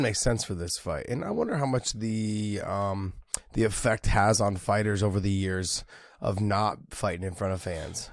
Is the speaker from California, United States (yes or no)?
yes; San Jose, California, United States; San Jose, which is my hometown.